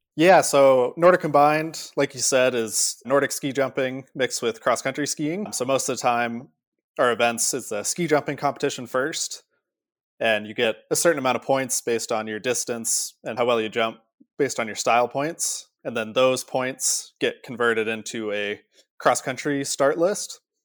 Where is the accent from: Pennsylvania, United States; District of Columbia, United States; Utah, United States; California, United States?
Utah, United States; Park City; Growing up in Park City, every day on my way to school